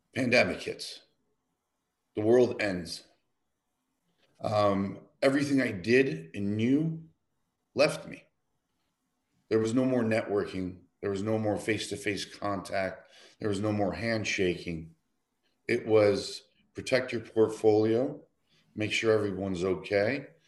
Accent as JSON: {"language": "English", "town": "Detroit", "region": "Michigan", "country": "United States", "tie": "born or raised there", "also_born_or_lived": "Philadelphia", "moved": "as an adult", "said": "I grew up in Detroit."}